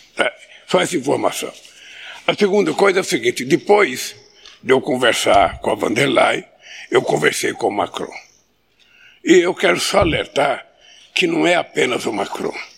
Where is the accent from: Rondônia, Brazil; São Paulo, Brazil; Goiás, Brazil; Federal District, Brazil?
São Paulo, Brazil; also born or lived in his native state (unnamed); eu, aos cinco anos de idade, saí do meu estado natal para ir para São Paulo para não morrer de fome.